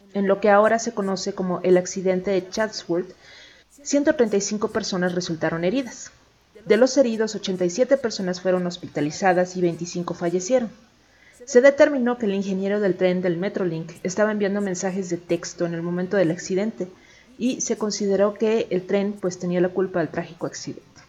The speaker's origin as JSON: {"language": "Spanish", "area": "Chilango", "region": "Mexico City", "country": "Mexico", "said": "aquí como chilangos"}